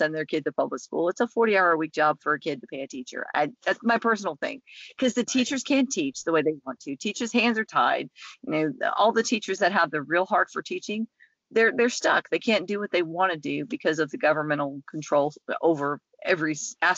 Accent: Tennessee, United States; moved away; I'm just outside the lake that I grew up on in Tennessee

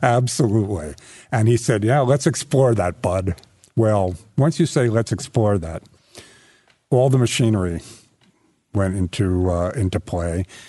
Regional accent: New York, United States; I'm a New Yorker

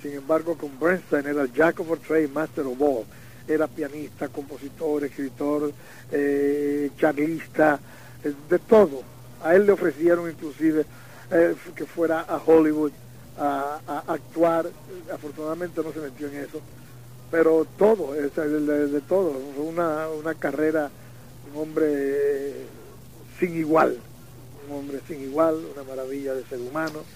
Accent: Dominican Republic; en mi país

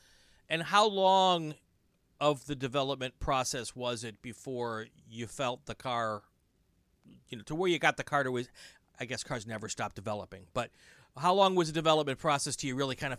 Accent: Lake Geneva, Wisconsin, United States; moved away; I grew up in Lake Geneva.

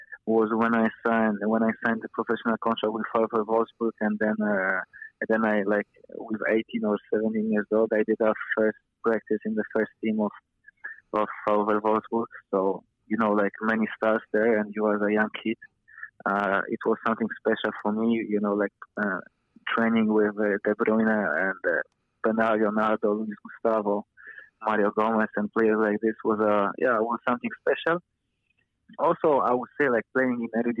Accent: Poland; English is a second language; moved away as an adult; now in Wellington, New Zealand; I grew up in Poland

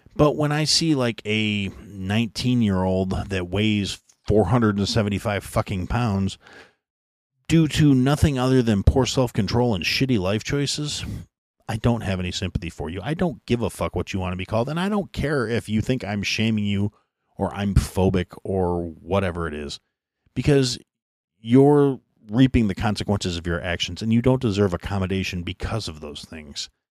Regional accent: United States; an American who was born in the United States and raised under that concept

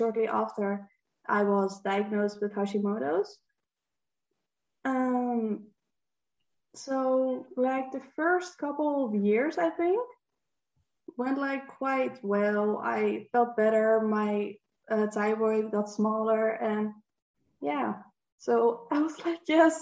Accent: Netherlands; English is a second language; I'm from the Netherlands and I'm 23 years old.

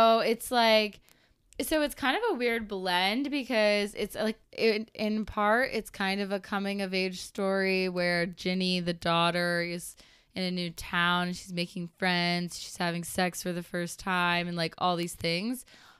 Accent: the South, United States; accent: Southern; Well, please just maybe we cut out my southern accent right there.

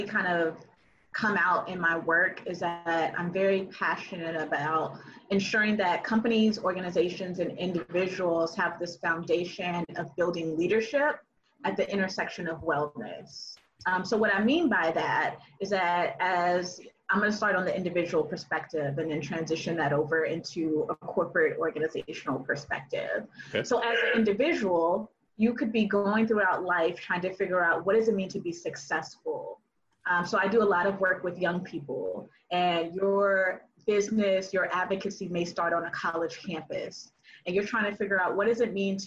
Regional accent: the South, United States; Black girl growing up in the South

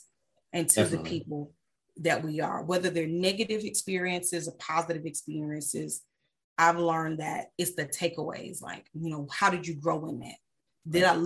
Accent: United States; moved away as an adult; also born or lived in Germany / England; I'm an American all day, every day

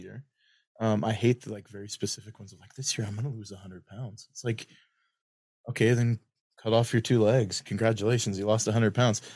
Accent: Lewiston, Idaho, United States; I'd always know I'm home when I would smell. If you've ever been to Lewiston, there's a smell

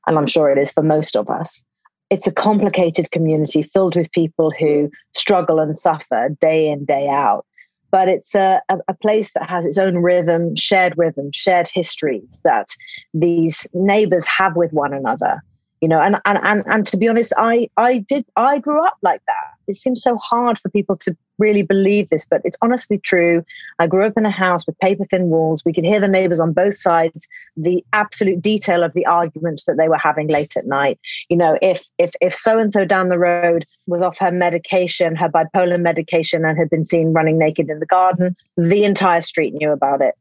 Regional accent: United Kingdom; I'm British

